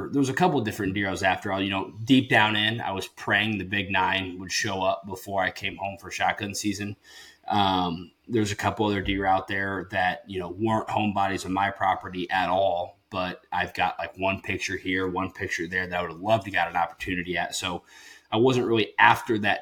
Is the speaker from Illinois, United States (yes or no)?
yes; Illinois, United States; moved away as an adult; I've grew up in Illinois